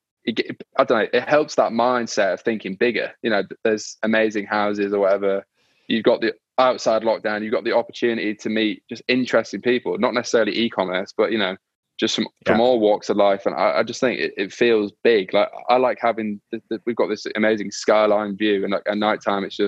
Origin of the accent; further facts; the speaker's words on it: York, Yorkshire and the Humber, United Kingdom; now in London, United Kingdom; I'm from York in the north